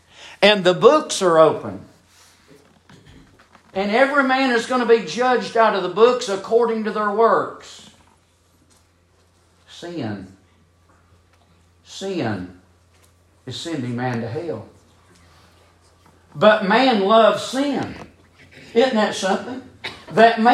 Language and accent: English; United States